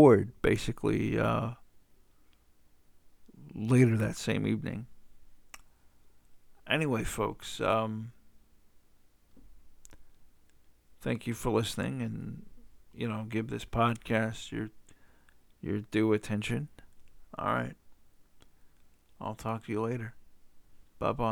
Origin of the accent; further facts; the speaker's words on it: the South, United States; I'm from the South